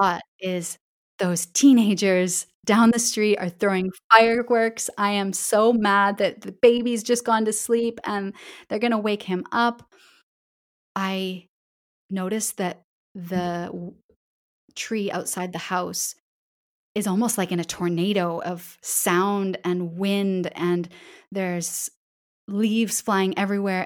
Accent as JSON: {"language": "English", "town": "Calgary", "region": "Alberta", "country": "Canada", "accent": "Canadian English", "moved": "as an adult", "lives_now": "Barcelona, Spain", "said": "I'm from Western Canada, from Calgary, Alberta."}